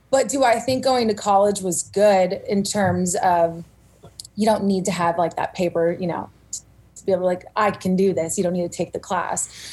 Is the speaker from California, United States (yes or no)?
yes; Simi Valley, California, United States; also born or lived in Santa Cruz, California; I was born and raised in Simi Valley, California